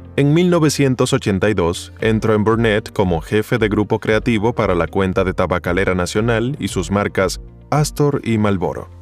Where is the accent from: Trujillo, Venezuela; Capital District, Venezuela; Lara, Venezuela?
Capital District, Venezuela; Caracas; Nací el 2 de diciembre de 1952 en Caracas, Venezuela. Soy de El Paraíso